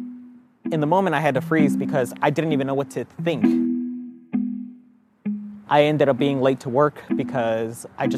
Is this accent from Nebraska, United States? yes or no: yes; Fremont, Nebraska, United States; I grew up in a very racist town. I grew up in Fremont, Nebraska